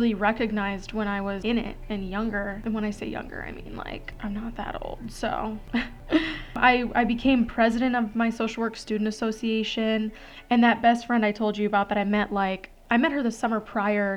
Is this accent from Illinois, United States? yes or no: yes; Gurnee, Illinois, United States; moved away as an adult; now in Arizona, United States; a 4-hour drive from Western to where I grew up in Gurnee, Illinois